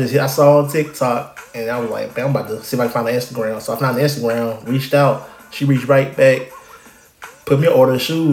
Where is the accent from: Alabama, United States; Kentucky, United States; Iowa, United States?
Alabama, United States; now in New Orleans, United States; I'm an Alabama boy. I'm from Alabama, but, you know, I'm a transplant in New Orleans